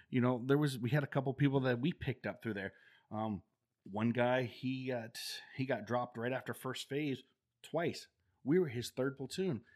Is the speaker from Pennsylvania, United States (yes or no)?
no; Denison and Yorkshire, Ohio, United States; moved away as an adult; also born or lived in Dover, Ohio / North Carolina; I was born in Dover, Ohio, and then I was raised in a little community south of Dover